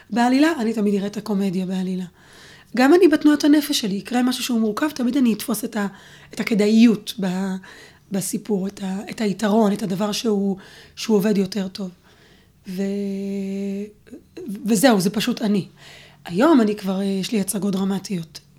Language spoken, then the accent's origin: Hebrew; Neve Tzuf, West Bank, Palestine; גדלתי בנווה צוף, וגם שם כשהייתי בכיתה א', אה, גרנו שם בעצם ארבע וחצי שנים עד שאבא שלי נהרג